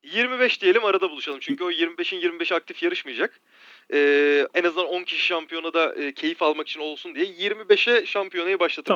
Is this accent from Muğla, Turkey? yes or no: yes; Marmaris, Muğla, Turkey; ben Marmarisliyim.